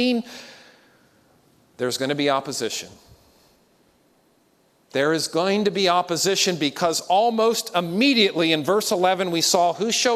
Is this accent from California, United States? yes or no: no; Pennsylvania, United States; growing up in Pennsylvania